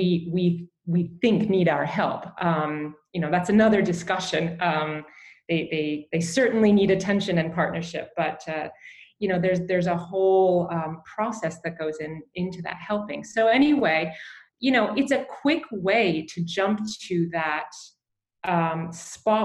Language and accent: English; Canada; I grew up in Canada. My parents were from England.